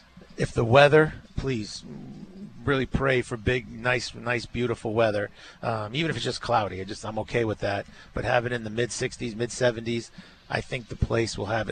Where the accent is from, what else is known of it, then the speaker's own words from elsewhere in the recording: Providence, Rhode Island, United States; now in Arkansas, United States; just being from Providence. I'm from Rhode Island